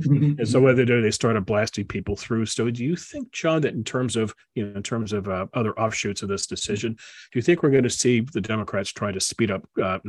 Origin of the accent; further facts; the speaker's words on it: Washington, District of Columbia, United States; Yeah, I grew up in D.C. I'm very familiar with the ways of the town.